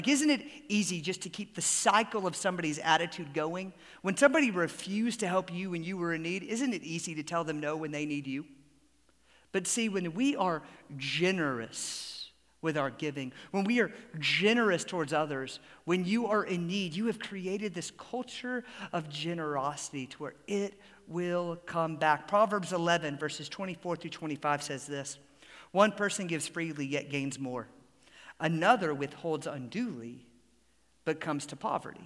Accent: Atlanta, Georgia, United States; growing up in Atlanta

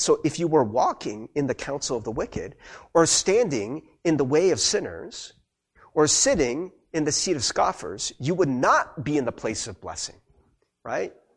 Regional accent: United States; I'm Korean American. I grew up in America.

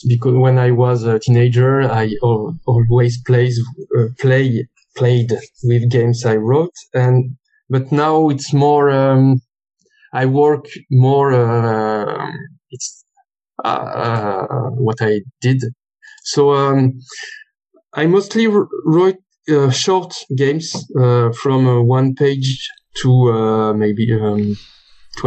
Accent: France; accent: French; English is a second language; also born or lived in Lyon; So I'm French. My accent is speaking for me

